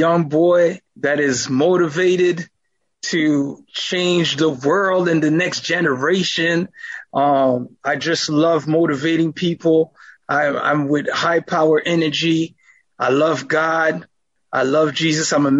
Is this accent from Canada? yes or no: yes; Montreal, Quebec, Canada; now in Ottawa, Canada; Grew up in church, in a Seventh-day Adventist church in Montreal.